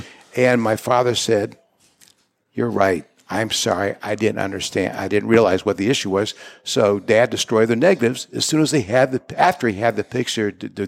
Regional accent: Cleveland, Ohio, United States; We came from Cleveland.

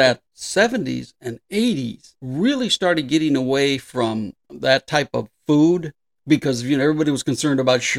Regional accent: Southern California, United States; moved away; I grew up in Southern California

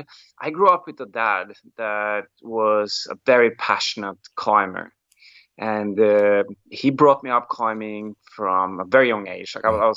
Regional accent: Molde, Møre og Romsdal, Norway; I come from a very like sporty place in Norway. It's a small town. It's called Molde, where it's kind of like a place where either you do sports or you might as well just get out of there.

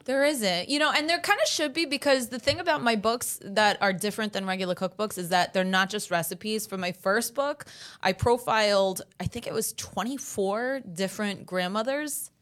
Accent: New York City, New York, United States; first language Italian; English is a second language; Italian's my first language, actually. I didn't learn English here until I was five

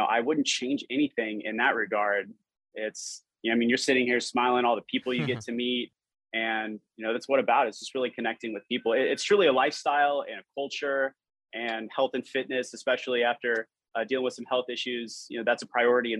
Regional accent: Los Angeles, California, United States; moved away as an adult; also born or lived in Green Bay, Wisconsin; now in Miami, United States; I grew up in Los Angeles

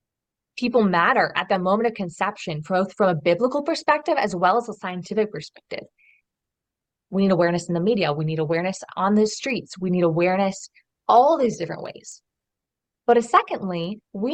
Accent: just outside of Portland, Oregon, United States; moved away as an adult; also born or lived in Europe; I grew up in Oregon, so just outside of Portland, Oregon

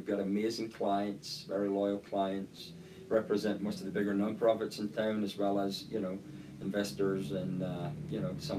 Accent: Scotland, United Kingdom; moved away as an adult; I'm originally from Scotland. Grew up there until we were about 21 years old. My wife and I are both from Scotland.

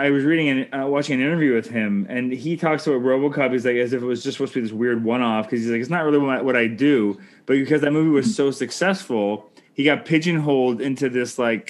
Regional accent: Canada

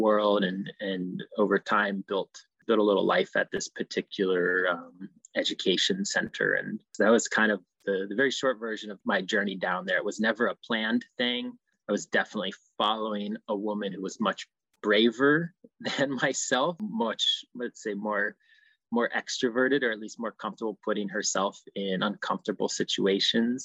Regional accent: Midwest, United States; moved away as an adult; I had a pretty conventional growing up in the Midwest

